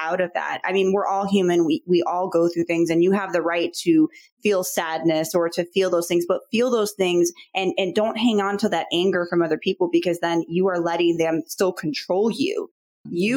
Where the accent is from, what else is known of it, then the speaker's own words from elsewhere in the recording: Chicago, Illinois, United States; I'm from Chicago